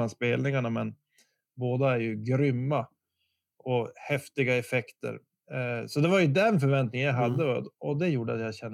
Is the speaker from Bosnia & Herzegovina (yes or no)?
yes; Bosnia & Herzegovina; nu får ni tänka att jag är ju verkligen från Bosnien. Jag, jag, tror inte jag hade varit i Stockholm så många gånger.